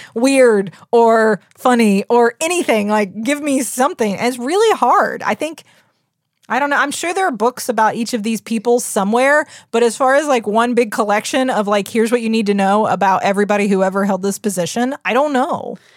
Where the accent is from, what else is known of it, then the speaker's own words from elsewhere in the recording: United States; We're the American public